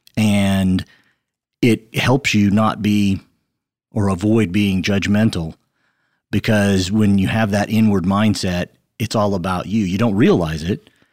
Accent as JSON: {"language": "English", "region": "Western Kansas", "country": "United States", "tie": "born or raised there", "said": "I grew up in a small town in Western Kansas. I have one brother. He's older than I am"}